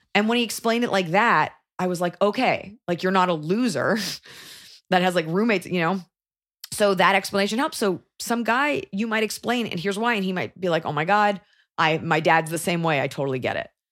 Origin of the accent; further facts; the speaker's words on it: United States; proud to be an American?